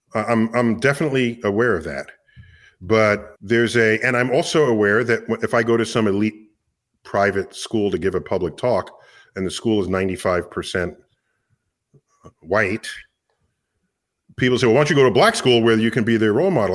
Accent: New York City, New York, United States; I was born and raised in New York City

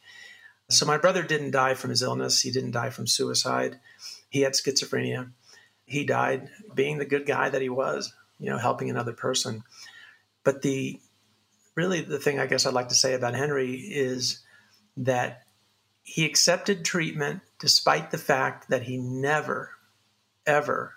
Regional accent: Sancti Spíritus, Cuba; I was born in a little town called Sancti Spiritus, Cuba, in Cuba.

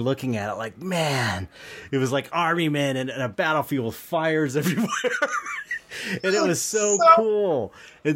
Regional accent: Los Angeles, California, United States; I was living it back in the home I grew up in San Pedro

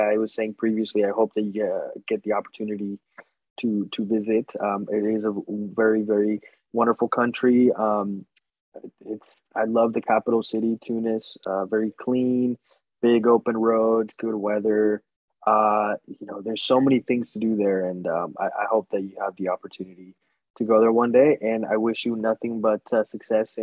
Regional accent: United States; I'm American

